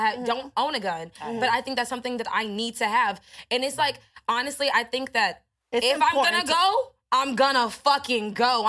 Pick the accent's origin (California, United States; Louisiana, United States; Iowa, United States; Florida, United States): Iowa, United States; I'm from Iowa